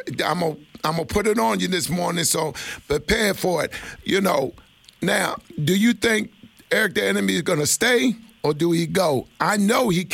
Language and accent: English; Washington, District of Columbia, United States; my hometown